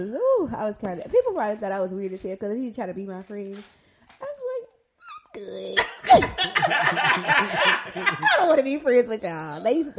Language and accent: English; Mobile, Alabama, United States; I guess I'm from Maysville